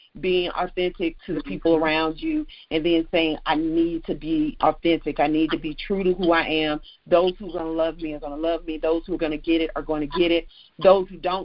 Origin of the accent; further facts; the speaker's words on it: the South, United States; I'm from the South. I'm in the South now. This is how I speak